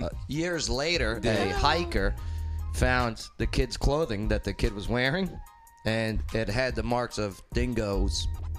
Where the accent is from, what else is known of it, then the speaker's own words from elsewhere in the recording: United States; also born or lived in New York / New Jersey; now in Nashville, United States; Growing up in Jersey and New York and parking there and everything, parallel parking